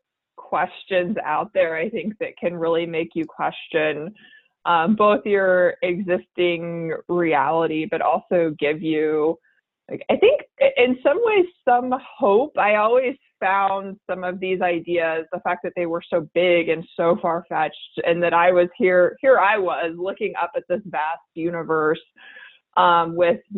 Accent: Houston, Texas, United States; born and raised in Houston, Texas

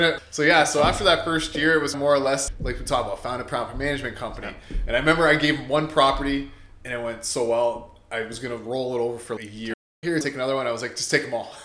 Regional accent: Windsor, Ontario, Canada; I'm born and raised in Windsor, Essex County

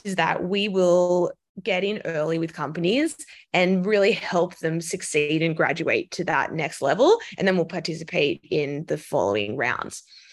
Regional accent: Australia; moved away as an adult; also born or lived in London; now in New York City, United States; I'm Australian, so I worked for the big banks in Australia, CBA and Westpac

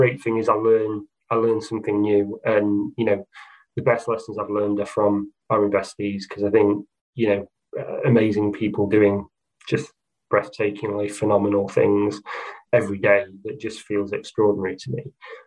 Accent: Doncaster, Yorkshire and the Humber, United Kingdom; I'm from Doncaster, it's my hometown

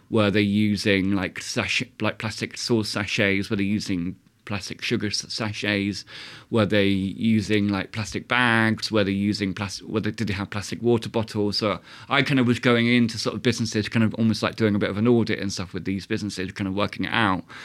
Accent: Southampton, South East England, United Kingdom; now in Sheffield, United Kingdom; I'm from Southampton

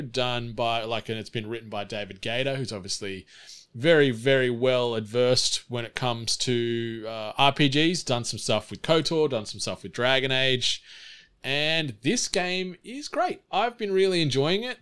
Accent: Snowy Mountains, New South Wales, Australia; Growing up in the Snowy Mountains, our local library didn't always have a ton of assortment

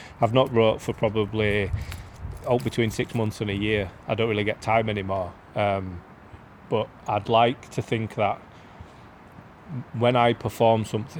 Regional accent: Beeston, East Midlands, United Kingdom; And the one about growing up in Beeston is more about what it was like for us rather than the difference today.

